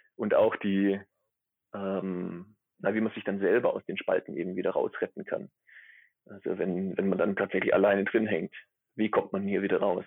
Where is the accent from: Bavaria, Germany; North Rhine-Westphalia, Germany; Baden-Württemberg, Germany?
Baden-Württemberg, Germany; near Stuttgart; accent: Swabian; moved away as an adult; also born or lived in Gießen; now in Neumayer Station III, Antarctica; ich bin aus der Nähe von Stuttgart, das hört man wahrscheinlich auch, auch ab und zu. Ne, ganz los bin ich den schwäbischen Dialekt nicht, nicht geworden.